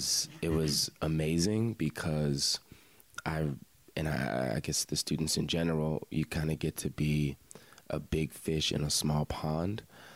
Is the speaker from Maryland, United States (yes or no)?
yes; Lanham, Maryland, United States; moved away as an adult; also born or lived in Frostburg, Maryland / Annapolis, Maryland; now in Baltimore, United States; I am originally from Prince George's County, Maryland. If anyone is familiar with the Bowie area, Lanham, that's where I grew up. So the DMV area right outside D.C.